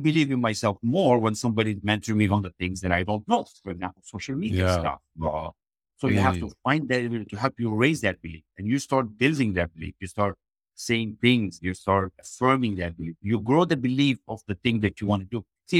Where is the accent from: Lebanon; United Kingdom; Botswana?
Lebanon; now in Canada; I was raised in Lebanon, a very small village, left with a backpack, jumped on board and said, I'm done. And I knew there was more greatness for me when I came to Canada and visited the US.